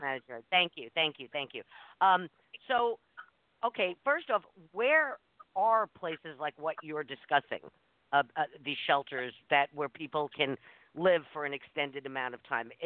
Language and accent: English; New York City, New York, United States; moved away; I grew up in New York City in the 60s and 70s